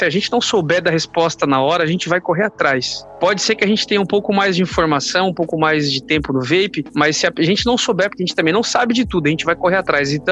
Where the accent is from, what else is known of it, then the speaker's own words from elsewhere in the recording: South Region, Brazil; eu sou aqui do Sul, pô.